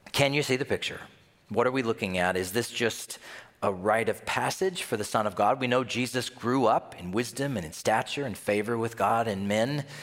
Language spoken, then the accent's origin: English; Tennessee, United States; now in Minnesota, United States; I'm from Tennessee